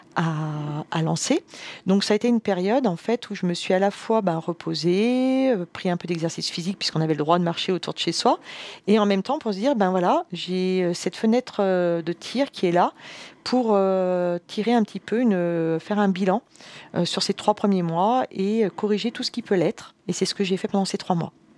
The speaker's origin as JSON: {"language": "French", "area": "Savoy", "region": "Auvergne-Rhône-Alpes", "country": "France", "said": "Je suis savoyarde d'origine"}